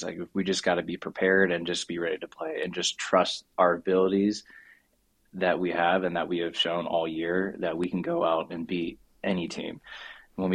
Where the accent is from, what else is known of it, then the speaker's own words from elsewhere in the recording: United States; moved away as an adult; now in South Korea; we're from the United States